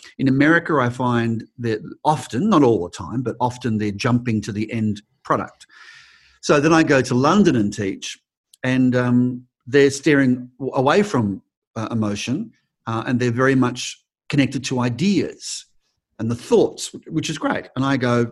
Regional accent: Australia; also born or lived in United States; a lot of Americans don't even know we're Australian

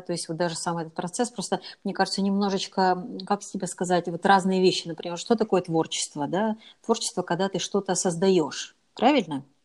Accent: Arkhangelsk, Arkhangelsk Oblast, Russia; я из Архангельска

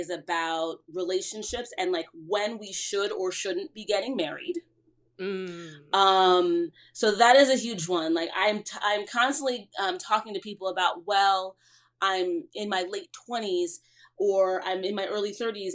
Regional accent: Cleveland, Ohio, United States; moved away as an adult; also born or lived in Trinidad (parents) / New York; now in New Jersey, United States; I grew up in Cleveland, Ohio, the youngest of three.

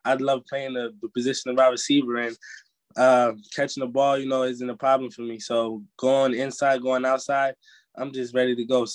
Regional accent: New Jersey, United States; I'm from Jersey, so it's really home

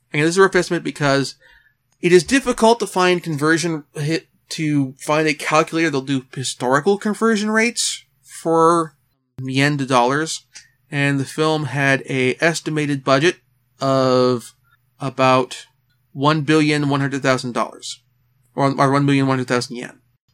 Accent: Oregon, United States; Dark Horse Comics, in my home state of Oregon

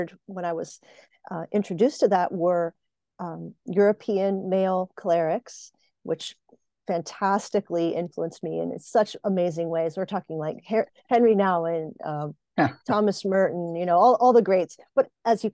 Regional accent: Puerto Rico; now in Pennsylvania, United States; I live in Pennsylvania in North America in the United States, and I was born on a colony in Puerto Rico

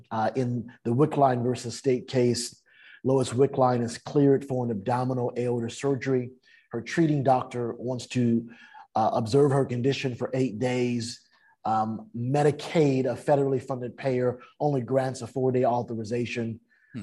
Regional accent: San Francisco, California, United States; now in Southern California, United States; I was mm. raised in San Francisco

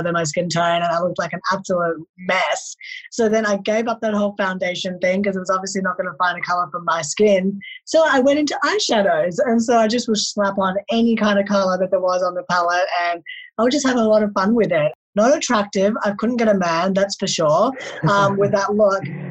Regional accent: Melbourne, Victoria, Australia; also born or lived in Delhi, India; I was born in Delhi, India. So I was born there and then I was adopted to an Australian family at the age of 4. And ever since then, I've been living in Melbourne, Australia

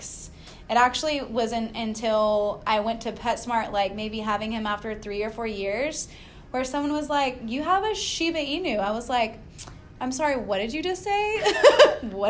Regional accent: Austin, Texas, United States; I'm from Austin

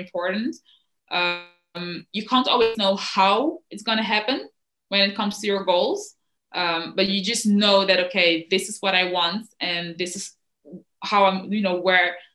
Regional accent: Netherlands; also born or lived in Cameroon; I came here when I was 8

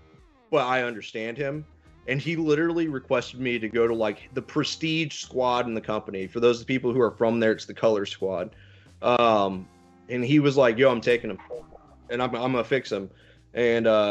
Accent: Missouri, United States; moved away as an adult; I come from Nowheresville, Missouri

